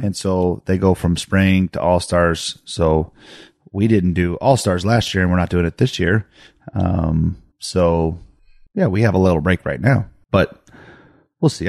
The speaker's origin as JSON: {"language": "English", "town": "Hardin", "country": "United States", "tie": "born or raised there", "moved": "yes", "said": "I grew up in Hardin"}